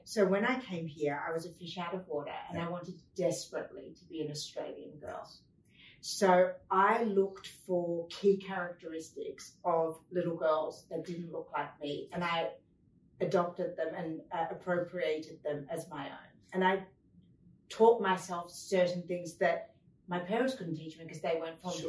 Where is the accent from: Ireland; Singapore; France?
France; I was born in France